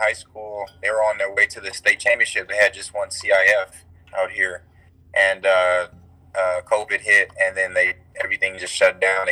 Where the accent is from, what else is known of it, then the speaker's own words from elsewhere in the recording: Pasadena, California, United States; So I'm from Pasadena, California, originally